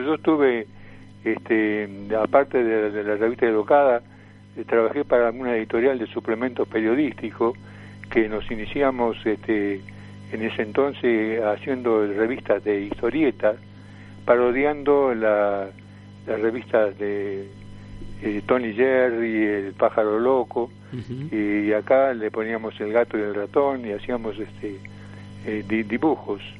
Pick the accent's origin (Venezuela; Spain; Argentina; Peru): Argentina; Tucumán; moved away; vine de Tucumán, mi provincia